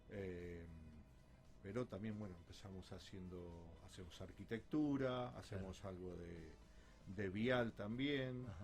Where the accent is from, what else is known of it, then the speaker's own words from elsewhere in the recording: Rosario, Santa Fe, Argentina; me gusta mi ciudad, me gusta Rosario.